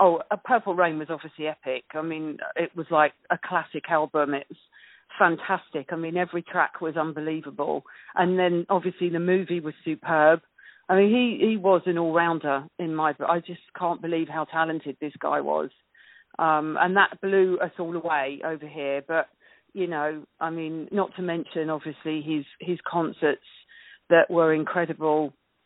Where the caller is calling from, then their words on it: Lancing, South East England, United Kingdom; I'm calling you from a place called Lancing in West Sussex.